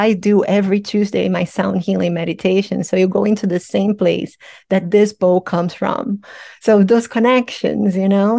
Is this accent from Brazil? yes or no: yes; Brazil; moved away; I'm Brazilian, I'm from Brazil